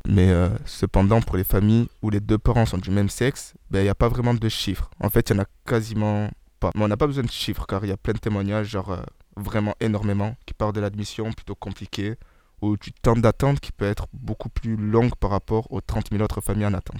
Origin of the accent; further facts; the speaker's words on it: France; on est français